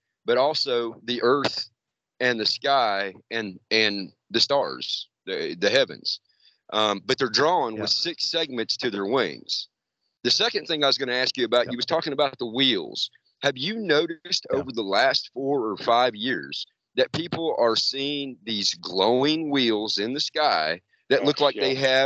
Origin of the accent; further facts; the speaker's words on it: Cherokee, North Carolina, United States; I'm Cherokee. I'm actually from Cherokee, North Carolina. I'm one of the tribal members.